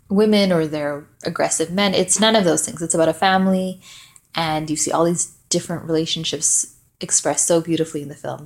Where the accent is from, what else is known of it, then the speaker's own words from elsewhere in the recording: Malawi; also born or lived in Vancouver, Canada; I'm from Malawi, which is sort of close to South Africa, a few hours away.